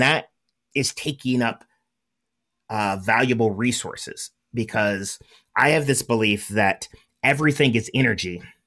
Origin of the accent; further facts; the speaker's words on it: Southern California, United States; I'm from Southern California